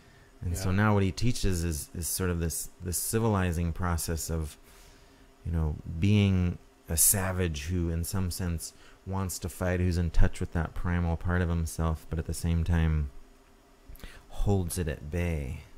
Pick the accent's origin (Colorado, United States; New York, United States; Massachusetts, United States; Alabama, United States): New York, United States; born there; So I was born in New York State